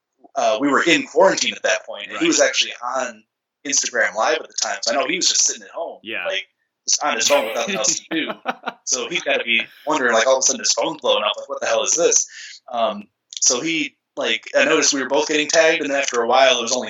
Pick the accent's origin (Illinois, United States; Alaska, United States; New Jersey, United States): Illinois, United States; Chicago; growing up in Chicago in the 90s